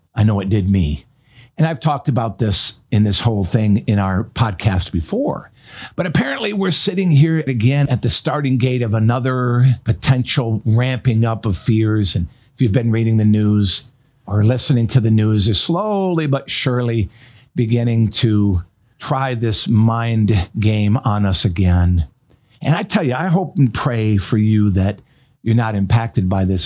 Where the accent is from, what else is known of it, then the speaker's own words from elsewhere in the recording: Michigan, United States; moved away; also born or lived in North Carolina; which was my home state